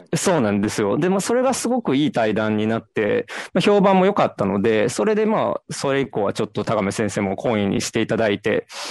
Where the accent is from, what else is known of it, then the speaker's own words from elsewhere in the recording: Sakai, Osaka, Japan; 大阪堺です。堺なんですけど、まあニュ、ニュータウンなんで、全然なんか、あの、情緒のない町で育ったんで